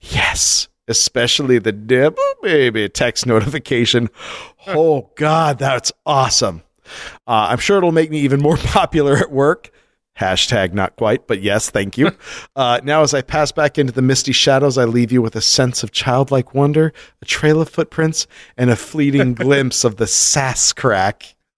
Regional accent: Iowa, United States; I'm originally from Northwest Iowa, moved out here for a job, and now we're moving to Ames to go to grad school

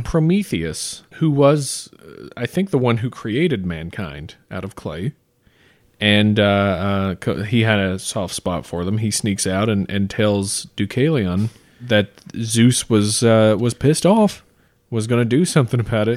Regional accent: United States; Growing up in America

